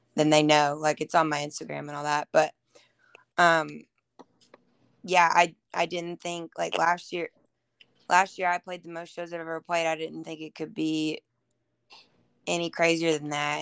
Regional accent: Murfreesboro, Tennessee, United States; I live in Murfreesboro, which is like 30 minutes outside of Nashville. And that's where I was born and raised

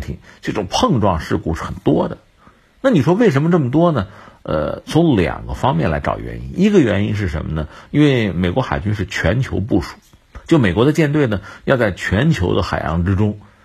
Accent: China; 我是个中国人

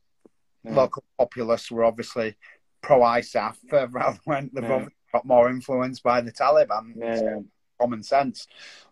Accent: Yorkshire and the Humber, United Kingdom; as a Yorkshireman

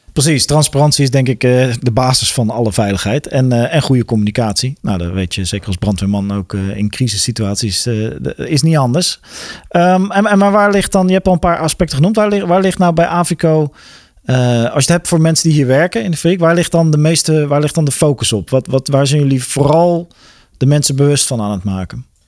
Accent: Westland, South Holland, Netherlands; ik kom zelf uit het Westland

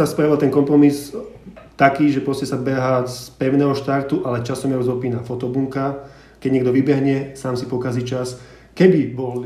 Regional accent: Žilina Region, Slovakia; ja som vlastne zo Škerdy

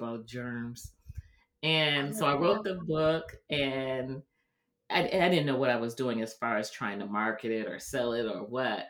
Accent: Wisconsin, United States; also born or lived in California; now in Atlanta, United States; I grew up in Wisconsin

